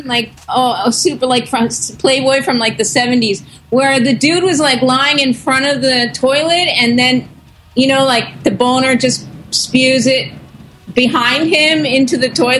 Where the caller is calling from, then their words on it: Tokyo, Japan